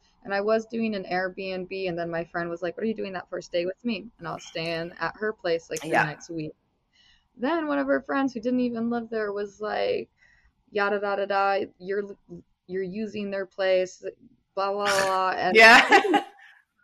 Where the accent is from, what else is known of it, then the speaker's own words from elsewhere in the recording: South Bend, Indiana, United States; also born or lived in Las Vegas; now in Los Angeles, United States; I'm originally from South Bend, Indiana